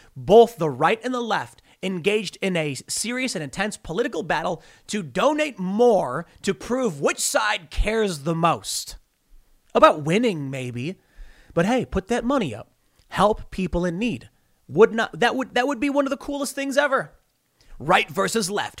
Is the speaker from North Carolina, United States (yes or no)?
no; Chicago, Illinois, United States; I grew up in Chicago